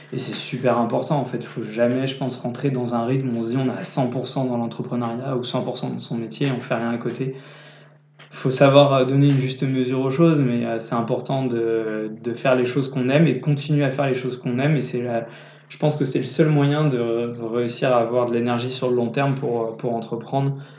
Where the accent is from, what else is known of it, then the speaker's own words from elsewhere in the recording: Niort, Nouvelle-Aquitaine, France; je suis d'origine de Niort